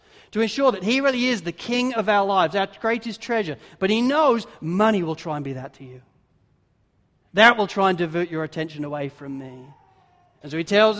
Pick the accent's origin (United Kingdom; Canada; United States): United Kingdom; England; now in Australia; as a pastor and as an English pastor